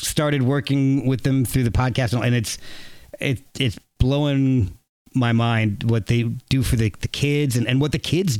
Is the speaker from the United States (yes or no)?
yes; New Jersey, United States; And see, I grew up in New Jersey.